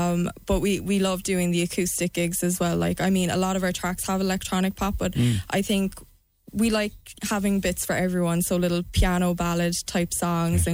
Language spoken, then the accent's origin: English; Cork, Munster, Ireland; moved away as an adult; also born or lived in Saint Helena; we're from Cork, born and bred